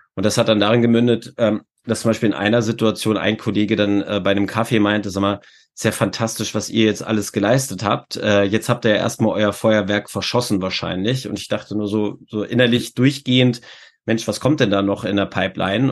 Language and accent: German; Hanover, Lower Saxony, Germany; ich komme aus Hannover. Äh, Das heißt, äh, Burg Wedel ist jetzt äh, von meinem Heimatort, äh, ich glaube, so acht oder neun Kilometer entfernt